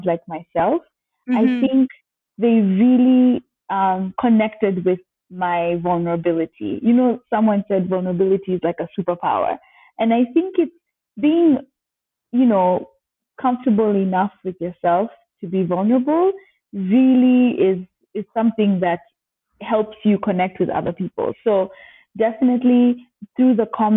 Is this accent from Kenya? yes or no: yes; Kenya; also born or lived in United States; as a Kenyan living in the US